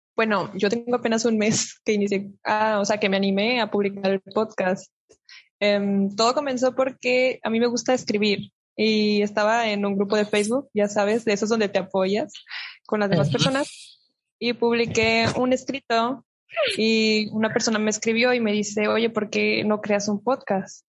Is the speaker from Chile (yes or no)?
no; Monterrey, Nuevo León, Mexico; Yo soy de Monterrey, Nuevo León, este, del norte del país de México